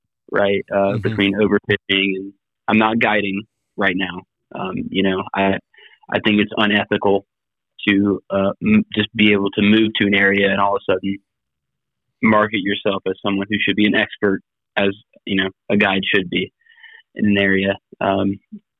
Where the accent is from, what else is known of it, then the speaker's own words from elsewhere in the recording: South Carolina, United States; moved away as an adult; now in St. Petersburg, United States; I'm from South Carolina